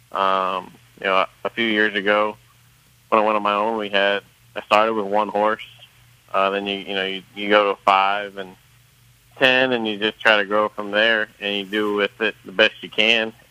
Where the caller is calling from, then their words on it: Louisville, Kentucky, United States; Uh, I'm in Louisville.